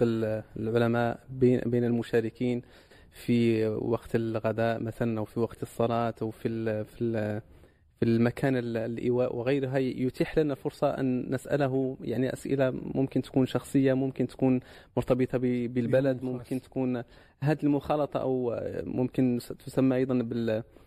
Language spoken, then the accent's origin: Arabic; Morocco; عندنا في المغرب